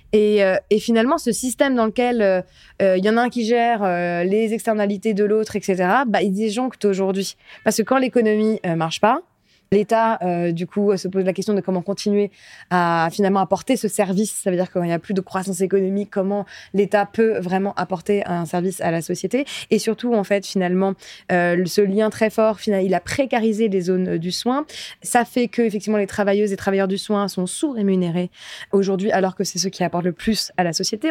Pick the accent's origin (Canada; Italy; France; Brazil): France; je suis quand même la première génération à être née en France, mes parents sont pas nés en France